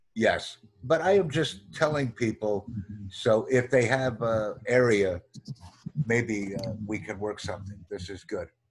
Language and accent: English; United States; I'm from the United States